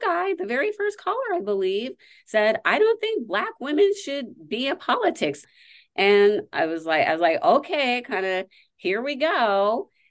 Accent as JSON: {"language": "English", "region": "Nevada", "country": "United States", "tie": "born or raised there", "said": "my home state"}